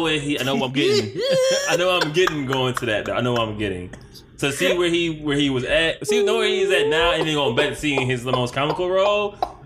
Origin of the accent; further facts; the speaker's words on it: Detroit, Michigan, United States; also born or lived in Philadelphia; I'm from Detroit